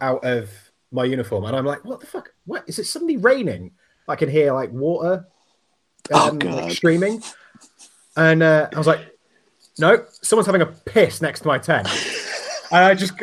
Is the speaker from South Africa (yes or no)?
no; England, United Kingdom; I'm English